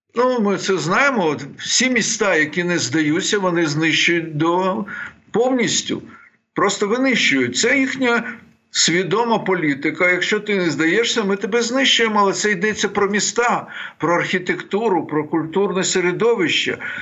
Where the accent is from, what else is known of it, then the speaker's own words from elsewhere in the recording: Bukovina, Ukraine; я сам з Буковини